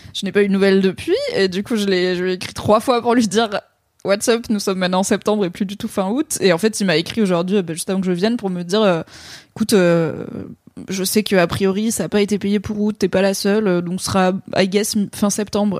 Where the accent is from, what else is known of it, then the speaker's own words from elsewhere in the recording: Valence, Auvergne-Rhône-Alpes, France; now in Paris, France; quand j'étais ado dans la Drôme